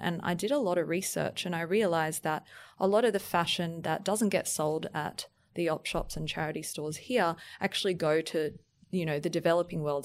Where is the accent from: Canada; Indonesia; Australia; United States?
Australia; Brisbane, Queensland; now in Sydney, Australia; I'm actually from Brisbane, and every time I look out into the harbour, I feel so grateful for living here